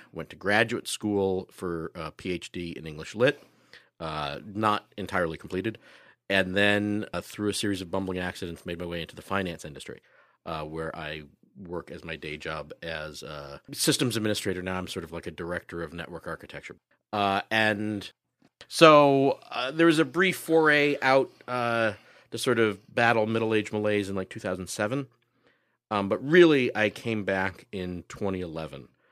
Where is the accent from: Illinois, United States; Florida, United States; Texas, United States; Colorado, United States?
Illinois, United States; Chicago; also born or lived in Los Angeles; as a Chicagoan